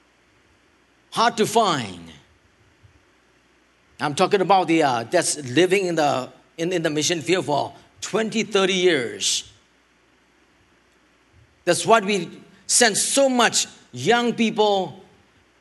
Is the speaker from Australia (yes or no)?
no; Thailand; I help my homelands over there